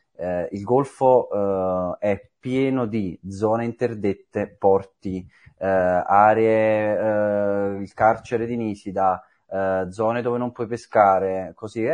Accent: Naples, Campania, Italy; Napoli, sono di Santa Lucia, proprio sul mare

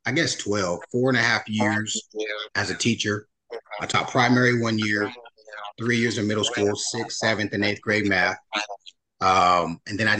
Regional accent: Union City, California, United States; also born or lived in Oklahoma; We grew up together in Union City, California.

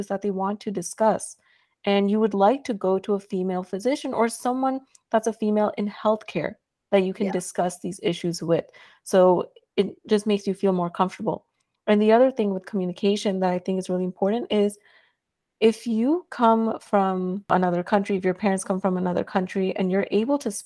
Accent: New York City, New York, United States; I am from New York City, born and raised. I'm from Queens, Regal Park

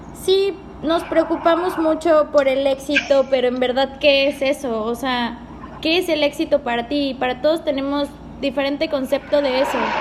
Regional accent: Córdoba, Veracruz, Mexico; moved away as an adult; also born or lived in Mexico City

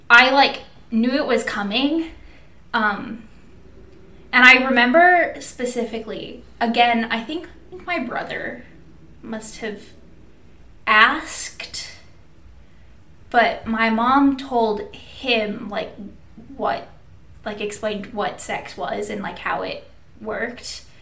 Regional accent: Minnesota, United States; And I grew up in Minnesota.

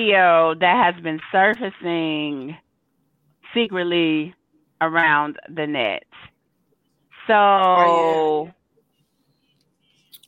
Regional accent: St. Louis, Missouri, United States; moved away; also born or lived in Texas; in the Midwest, because I'm from St. Louis, in the Midwest

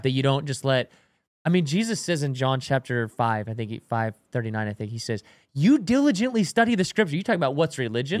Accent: Washington, United States; I grew up in Washington

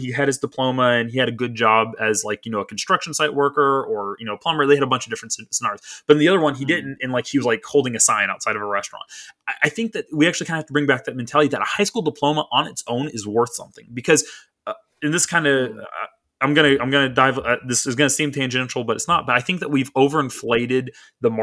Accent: Waco, Texas, United States; now in Florida, United States; growing up in Waco, Texas, when I was like in first grade

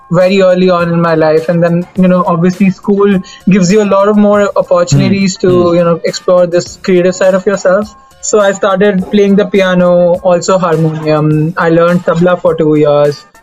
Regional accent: Delhi, India; I'm from Delhi.

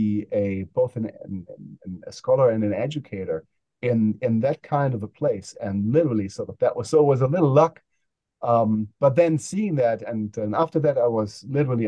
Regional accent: Germany; now in United States; I grew up in Germany

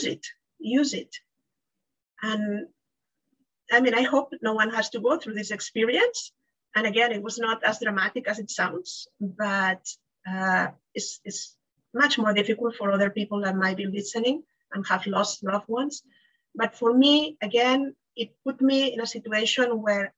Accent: Spain; now in Miami, United States; I'm from Spain.

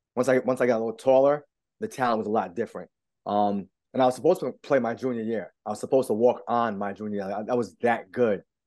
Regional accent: East Providence, Rhode Island, United States; I'm born and raised in East Providence

